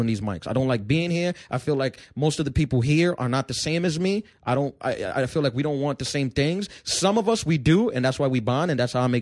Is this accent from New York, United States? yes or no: yes; New York City, New York, United States; also born or lived in Brooklyn, New York; I was born in Queens. I grew up in Brooklyn until I was 11. Until I was 10, then I moved to Queens.